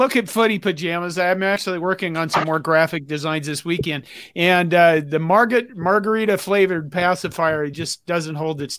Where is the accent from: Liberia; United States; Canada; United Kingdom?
United States; near Medicine Valley Creek, Nebraska; I grew up near Medicine Valley Creek.